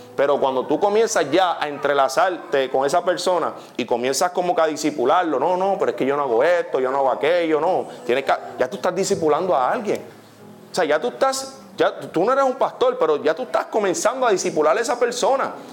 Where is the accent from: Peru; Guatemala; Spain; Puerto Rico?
Puerto Rico; yo estoy en México y yo soy puertorriqueño y yo soy un embajador